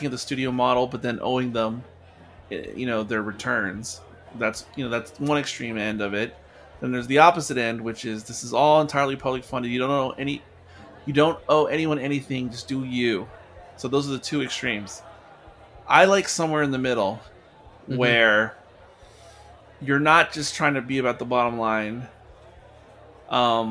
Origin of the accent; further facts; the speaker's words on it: United States; in my DNA I'm American